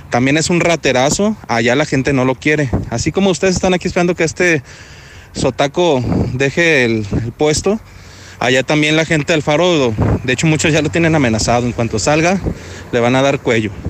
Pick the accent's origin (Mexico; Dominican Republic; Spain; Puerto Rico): Mexico; Guadalajara, Jalisco; Mira, yo soy de Guadalajara y acabo de llegar aquí en abril.